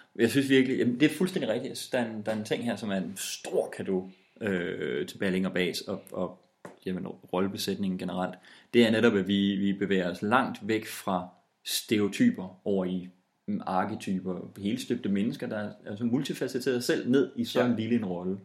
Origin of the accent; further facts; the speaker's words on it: West Jutland, Denmark; Men vi er også vestjyder